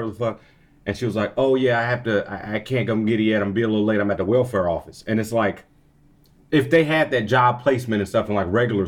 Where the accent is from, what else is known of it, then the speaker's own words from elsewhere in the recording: Texas, United States; I'm a nigga from Texas